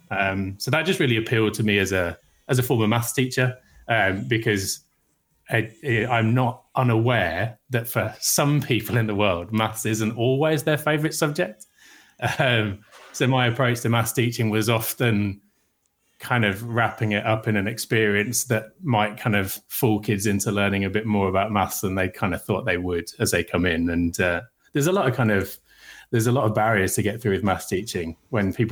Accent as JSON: {"language": "English", "town": "Birmingham", "region": "West Midlands", "country": "United Kingdom", "tie": "born or raised there", "said": "Yeah, my hometown."}